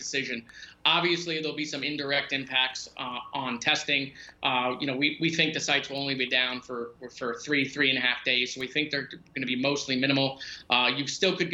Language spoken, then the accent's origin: English; Parkland, Florida, United States; my hometown